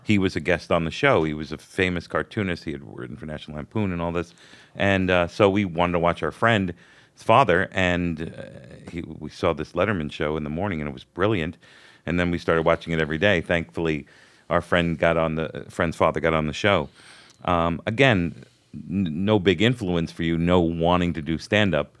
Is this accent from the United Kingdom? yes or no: no; Hollywood, Florida, United States; also born or lived in Brooklyn, New York; I was born in Brooklyn, and then we moved to Hollywood, Florida